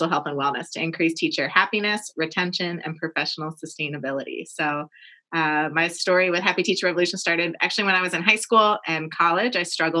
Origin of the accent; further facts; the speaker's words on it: Annapolis, Maryland, United States; I am from Annapolis, Maryland, originally.